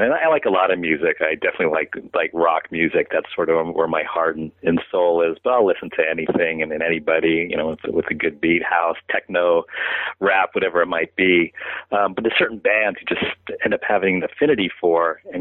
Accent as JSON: {"language": "English", "town": "San Francisco", "region": "California", "country": "United States", "tie": "born or raised there", "said": "my hometown of San Francisco"}